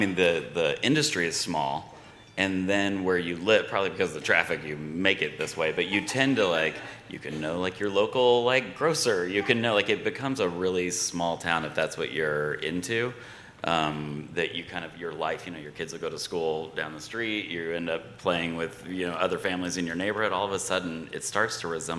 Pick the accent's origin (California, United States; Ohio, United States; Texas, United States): Texas, United States; Wichita Falls; now in Los Angeles, United States; I'm from Wichita Falls, Texas. It's basically Los Angeles, if you think.